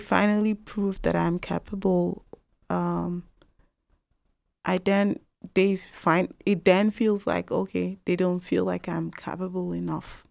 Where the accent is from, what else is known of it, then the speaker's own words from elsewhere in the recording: Nigeria; now in Canada; I'm from Nigeria.